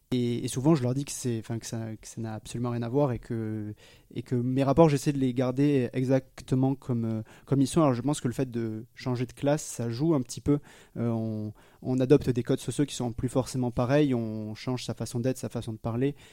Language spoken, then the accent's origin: French; Foulayronnes, Nouvelle-Aquitaine, France; now in Lyon, France; j'ai grandi dans une charmante ville qui s'appelle Fouléronne et qui ne dira rien à personne, qui est près d'Agen, qui ne dira peut-être rien à personne non plus, euh, qui est globalement euh, entre Bordeaux et Toulouse dans le sud-ouest de la France.